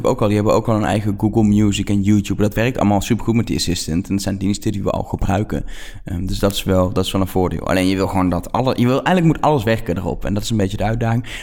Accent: Netherlands; accent: Dutch; mijn accent erbij, mijn Nederlandse eh, accent.

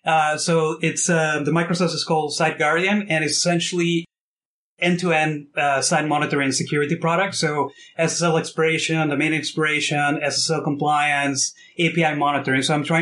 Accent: Mexico; now in Toronto, Canada; So I've been in Canada and Toronto for the past 12 years. I'm originally from Mexico, which if you look at my name, it's like the most Mexican name ever, right?

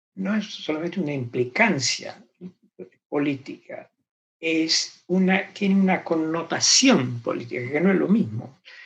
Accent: Argentina; crecí en Argentina

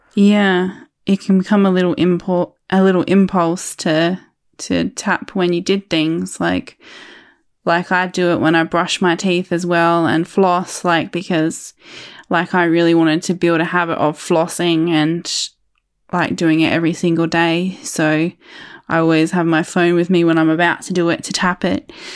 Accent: Adelaide, South Australia, Australia; I'm from Adelaide, South Australia

